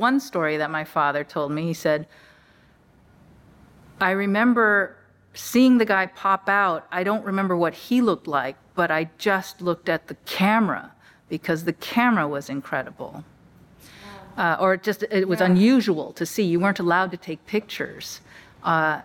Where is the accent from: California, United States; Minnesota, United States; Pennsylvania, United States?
California, United States; Los Angeles; I was born in Los Angeles.